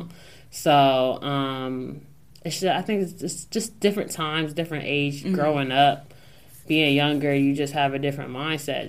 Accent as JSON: {"language": "English", "town": "Newark", "region": "Delaware", "country": "United States", "said": "I'm this girl from Newark, Delaware."}